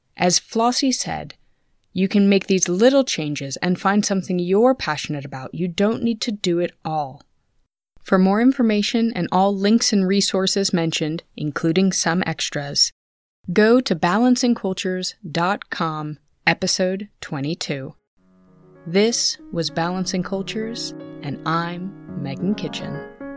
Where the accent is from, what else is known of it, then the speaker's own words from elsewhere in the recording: California, United States; moved away; I was from California